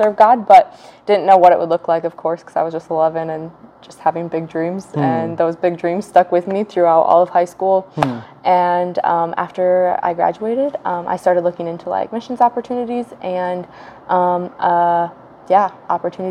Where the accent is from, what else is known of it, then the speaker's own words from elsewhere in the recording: Lester, Iowa, United States; also born or lived in Alvord, Iowa; I'm from Lester, Iowa is like my hometown.